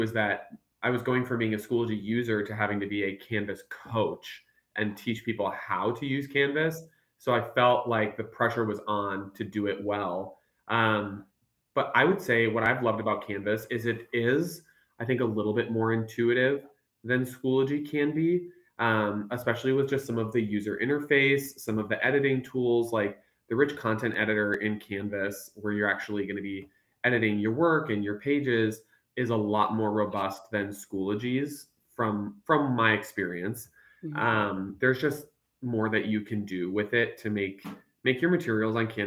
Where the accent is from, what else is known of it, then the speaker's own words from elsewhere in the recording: Minnesota, United States; accent: Minnesotanisms; moved away as an adult; now in Texas, United States; I'm actually born and raised in Minnesota